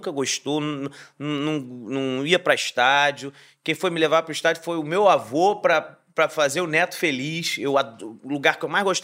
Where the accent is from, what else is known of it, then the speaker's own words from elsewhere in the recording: Rio de Janeiro, Brazil; Eu sou neto de três nordestinos. Eu, na verdade, eu sou carioca da Gema, mas eu não tenho raízes cariocas. Eu sou neto de três nordestinos, duas cearenses, um baiano e um avô italiano.